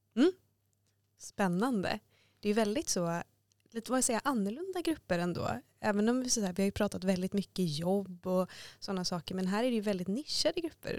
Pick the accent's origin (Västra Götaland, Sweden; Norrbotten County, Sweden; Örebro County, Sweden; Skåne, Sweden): Västra Götaland, Sweden; Gothenburg; now in Stockholm, Sweden; Jag kommer från Göteborg